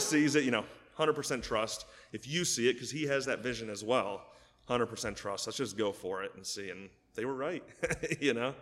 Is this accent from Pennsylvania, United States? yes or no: yes; State College, Pennsylvania, United States; I was born and raised in State College. Went to State High, of course.